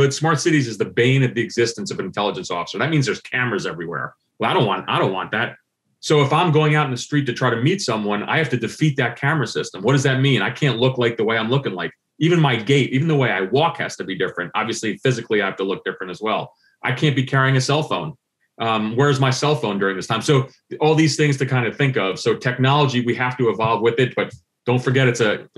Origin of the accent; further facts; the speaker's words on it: New Jersey, United States; moved away; growing up in Central Jersey